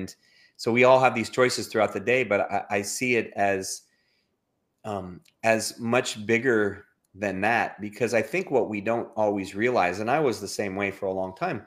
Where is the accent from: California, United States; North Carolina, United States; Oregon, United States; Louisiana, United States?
California, United States; Los Angeles; now in Houston, United States; I currently live in outside of Houston, Texas. I'm originally from Southern California, from Los Angeles